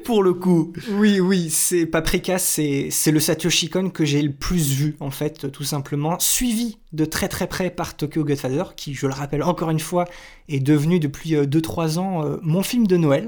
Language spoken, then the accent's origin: French; France; chez nous en France